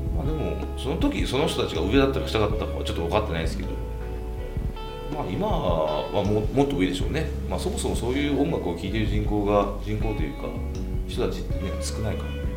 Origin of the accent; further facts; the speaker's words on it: Kagoshima, Japan; now in Fukuoka, Japan; 地元鹿児島なんですけど